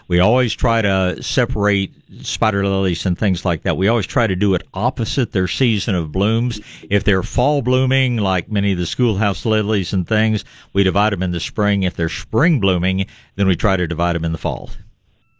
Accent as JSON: {"language": "English", "region": "Tennessee", "country": "United States", "tie": "born or raised there", "moved": "yes", "lives_now": "San Antonio, United States"}